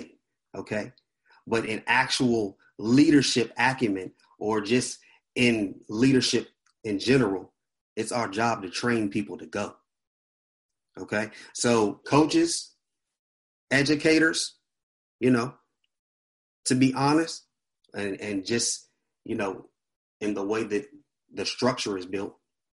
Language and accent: English; Washington, District of Columbia, United States; I'm a church boy. I grew up in the church. I'm from Washington, D.C.